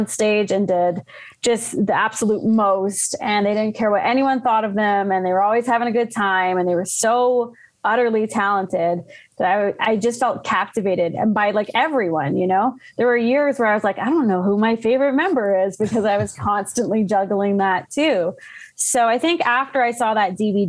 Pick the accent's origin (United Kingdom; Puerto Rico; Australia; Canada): Canada; Ottawa, Ontario; moved away as an adult; now in Calgary, Canada; born and raised in Ottawa, but moved out here about 10 years ago